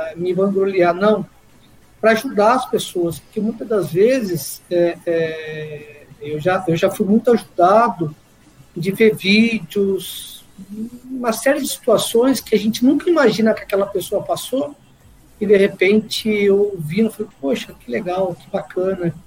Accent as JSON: {"language": "Portuguese", "town": "Guaratinguetá", "region": "São Paulo", "country": "Brazil", "tie": "born or raised there", "moved": "as an adult", "lives_now": "São José dos Campos, Brazil", "said": "Nascido e criado em Guaratinguetá, já fazem quase aí 30 anos que eu estou na região de São José dos Campos"}